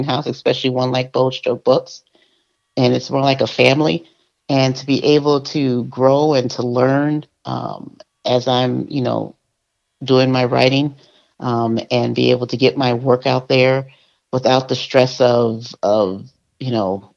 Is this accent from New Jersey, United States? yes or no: yes; Montclair, New Jersey, United States; moved away; also born or lived in Chicago; In Montclair, New Jersey. By way of Chicago.